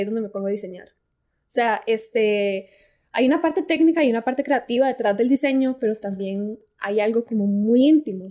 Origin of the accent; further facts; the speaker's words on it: Costa Rica; yo soy de Costa Rica